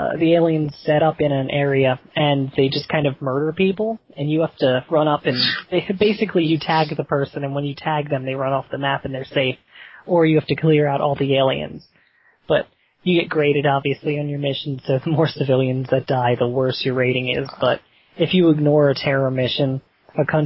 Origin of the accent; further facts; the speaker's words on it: Central Pennsylvania, United States; I'm from Central PA